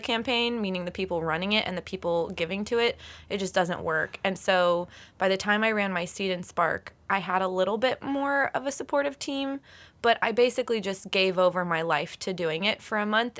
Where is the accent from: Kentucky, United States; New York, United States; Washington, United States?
Kentucky, United States; Lexington; moved away; I'm from Kentucky.